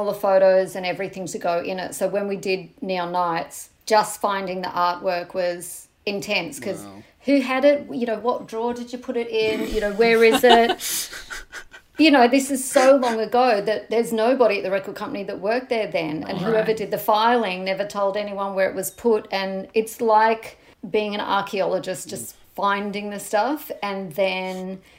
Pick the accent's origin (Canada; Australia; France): Australia; now in United Kingdom; when I came from Australia to the UK with my album